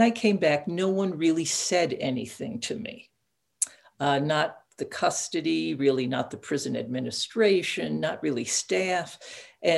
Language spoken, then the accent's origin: English; Catskill Mountains, New York, United States; I grew up in the Catskill Mountains, isolated with sort of immigrant parents